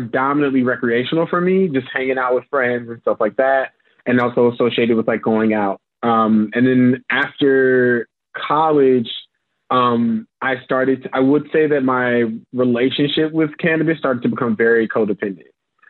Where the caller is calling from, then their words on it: Chicago, Illinois, United States; I'm joining you from Chicago in the unfortunate circumstance that is USA.